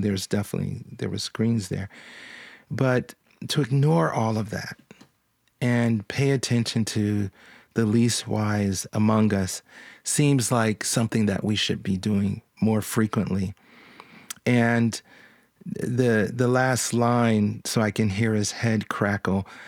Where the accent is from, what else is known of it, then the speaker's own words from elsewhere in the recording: Philadelphia, Pennsylvania, United States; now in Nashville, United States; I grew up in Philadelphia.